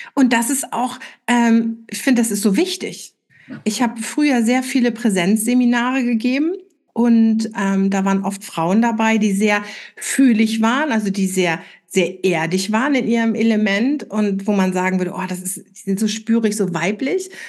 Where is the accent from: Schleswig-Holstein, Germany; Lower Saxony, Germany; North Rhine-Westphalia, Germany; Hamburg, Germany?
Schleswig-Holstein, Germany; Flensburg; in Flensburg, wo ich herkomme